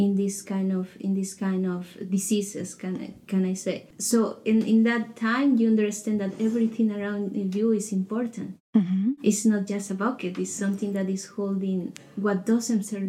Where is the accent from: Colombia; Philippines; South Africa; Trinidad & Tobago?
Colombia; moved away as an adult; I am from Colombia. I came here 3 years ago